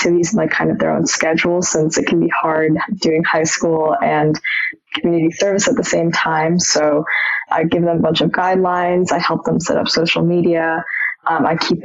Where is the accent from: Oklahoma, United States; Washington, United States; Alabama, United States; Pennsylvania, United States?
Washington, United States; Seattle; I'm from Seattle